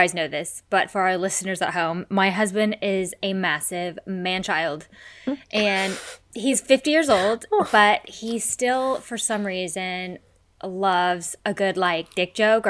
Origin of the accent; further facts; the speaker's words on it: United States; moved away; I'm American.